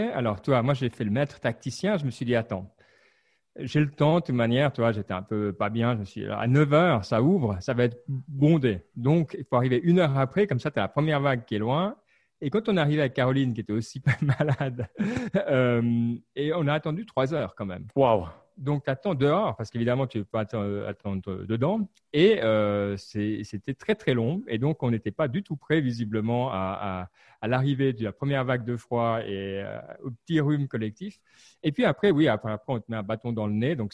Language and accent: French; France; Moi, je suis français